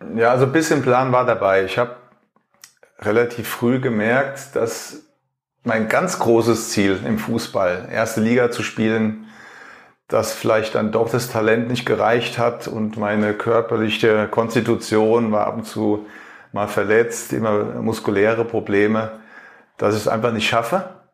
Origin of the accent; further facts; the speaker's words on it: Germany; ich als Deutscher